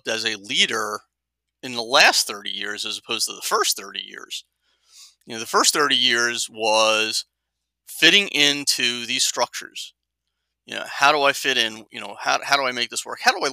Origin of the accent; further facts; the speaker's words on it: Jersey City, New Jersey, United States; I grew up in Jersey City, New Jersey, blue collar background.